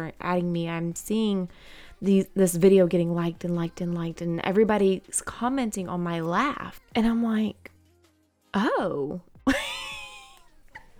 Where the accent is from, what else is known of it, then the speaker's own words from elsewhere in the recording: Georgia, United States; I am 29 years old and I am from Georgia.